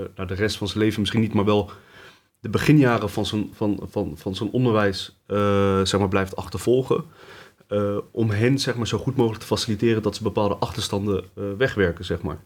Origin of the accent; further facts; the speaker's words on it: Leidschendam-Voorburg, South Holland, Netherlands; also born or lived in Tunisia; Ik ben eh, geboren in Tunesië. Eh, opgegroeid hier in Leidschendam-Voorburg. In Voorburg-Noord om eh, precies te zijn